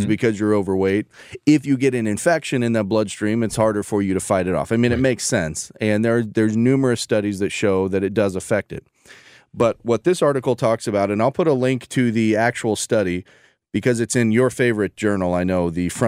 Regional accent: St. Louis, Missouri, United States; I'm from St. I, Louis.

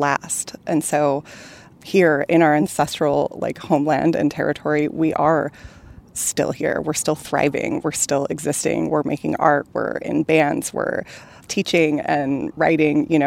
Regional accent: Swinomish Reservation, Washington, United States; I grew up on the Swinomish Reservation, which is about an hour north of the city

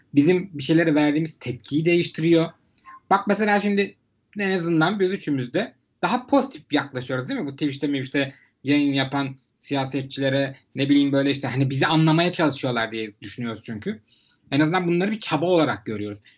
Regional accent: Istanbul, Turkey; ben İstanbullu olarak

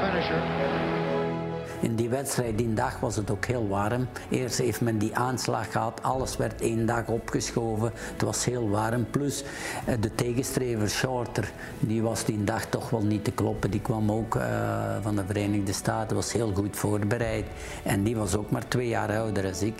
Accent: Borgloon, Flanders, Belgium; geboren in Borgloon

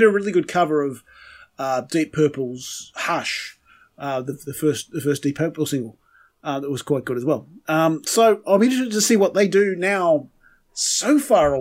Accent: Scotland, United Kingdom; Being Scottish

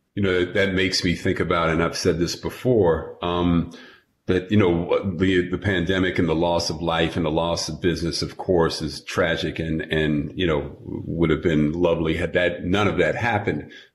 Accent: New York, United States; growing up in New York

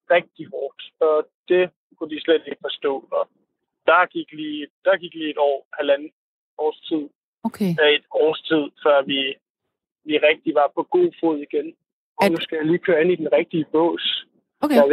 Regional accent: Copenhagen, Capital Region of Denmark, Denmark; jeg er fra København

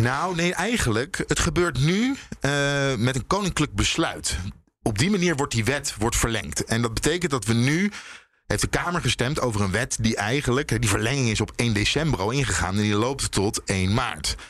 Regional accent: Leiden, South Holland, Netherlands; Ik kom dus uit Leiden

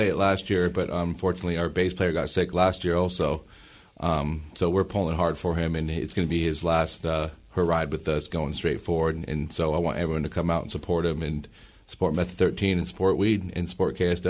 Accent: North End, Washington, United States; we're all from the North End, but, you know, we're more of a Puget Sound band

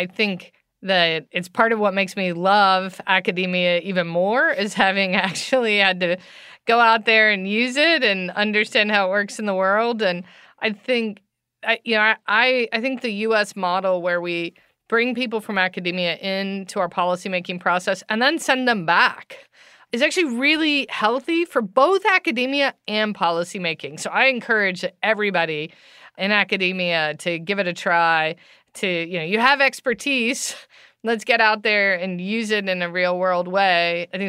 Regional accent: United States; Well, I grew up in the United States, and that's obviously a vague answer, but my dad was in the military, so I lived in a lot of different states growing up.

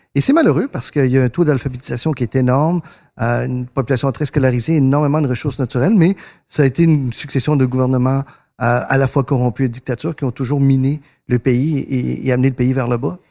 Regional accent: Quebec, Canada; born or raised there; French is a second language; also born or lived in northern Argentina

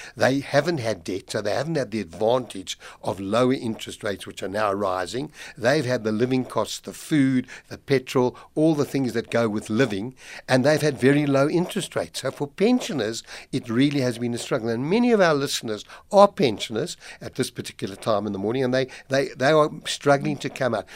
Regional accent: South Africa; as a South African

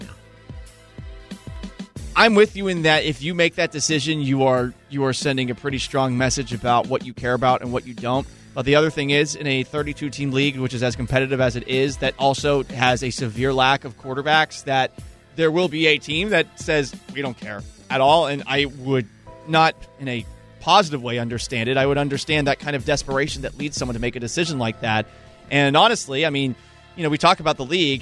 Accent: Massachusetts, United States; I was growing up in Massachusetts

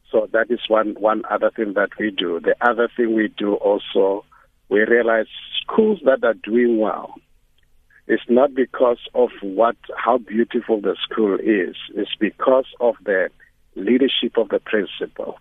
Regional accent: South Africa; I grew up in the rural area

